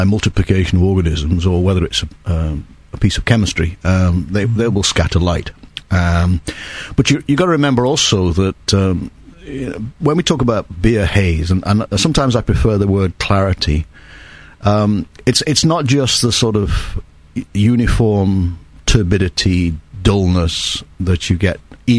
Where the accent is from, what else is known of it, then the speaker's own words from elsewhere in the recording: England, United Kingdom; being English brewers